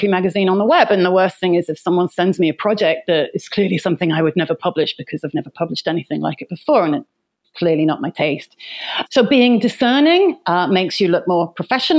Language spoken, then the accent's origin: English; London, United Kingdom; I was born in London, England, sometime last century, and I left school at 16